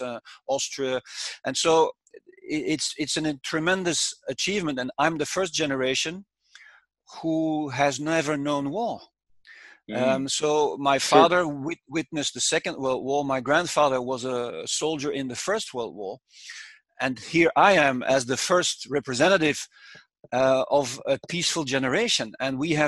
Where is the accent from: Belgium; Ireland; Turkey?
Belgium; Brussels, Brussels-Capital Region; And I grew up in Brussels, very near to the institutions of the European Union.